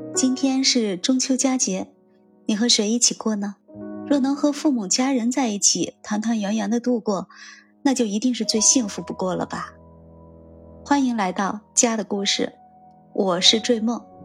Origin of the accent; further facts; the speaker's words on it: China; 我们中国人